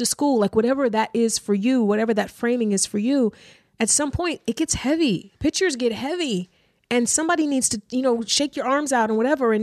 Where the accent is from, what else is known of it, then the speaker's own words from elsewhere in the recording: East Cleveland, Ohio, United States; I grew up in East Cleveland. I grew up not with a lot